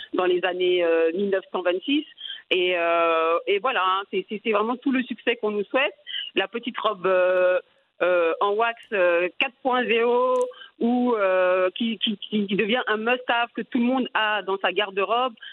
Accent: France; moved away as an adult; now in Senegal; je suis née et j'ai grandi en France. Euh, je suis originaire de la Côte d'Ivoire

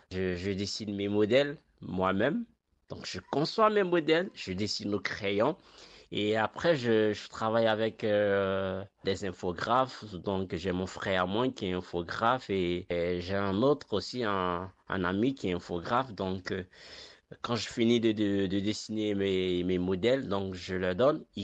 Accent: Morocco; Après, euh, pour la vente, ben, je ne vends pas qu'au Maroc. Donc, euh, je vends dans mon pays d'origine et je vends aussi vers l'Europe.

